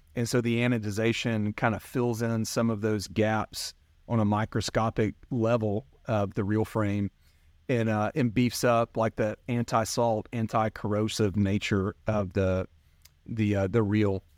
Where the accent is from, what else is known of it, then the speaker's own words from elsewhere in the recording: North Alabama, United States; I grew up in North Alabama